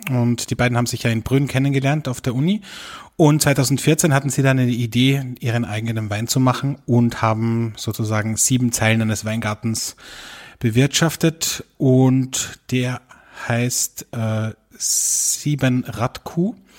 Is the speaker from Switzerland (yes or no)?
no; Austria; bei uns in Österreich